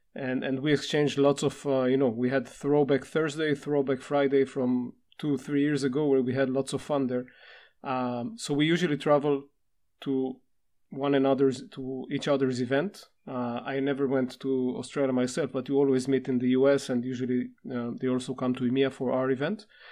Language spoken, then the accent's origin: English; Israel; from Israel